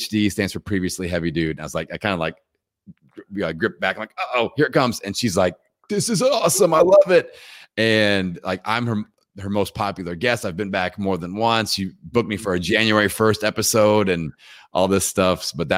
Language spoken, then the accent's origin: English; Indiana, United States; I'm from Indiana. I can't do an Asian accent.